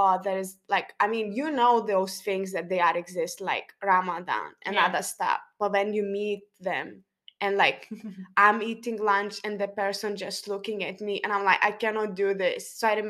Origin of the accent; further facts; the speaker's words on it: Lithuania; accent: Lithuanian; English is a second language; now in United Kingdom; my accent, okay, maybe because I speak too slow, and this is the common thing from Lithuanian people, they speak very slow.